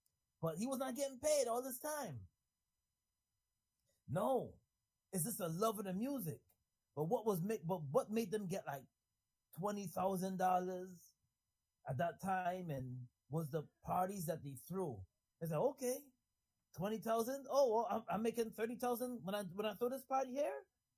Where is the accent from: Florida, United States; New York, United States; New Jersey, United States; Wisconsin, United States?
New York, United States; New York City; You know, growing up in New York City